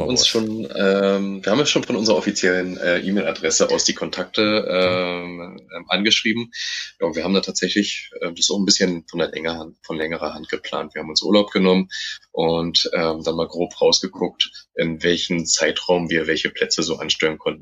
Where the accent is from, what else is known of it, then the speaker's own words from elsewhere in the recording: Germany; bei uns in Deutschland